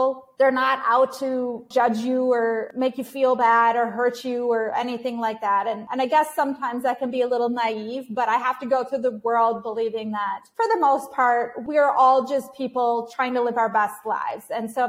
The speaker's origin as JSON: {"language": "English", "country": "Ukraine", "said": "it provide me with a different perspective of my home country of Ukraine at that time"}